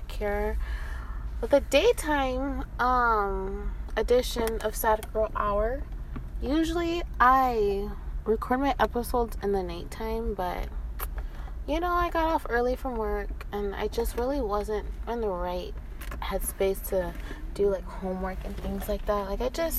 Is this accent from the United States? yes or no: yes; Inglewood, California, United States; I'm from Inglewood. I'm like from where he's from